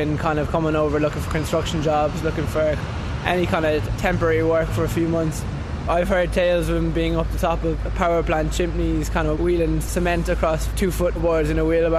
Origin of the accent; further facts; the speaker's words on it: Ireland; moved away as an adult; now in London, United Kingdom; I still feel like I'm from Ireland, but I don't feel like an emigrant in the way that I wasn't forced to move here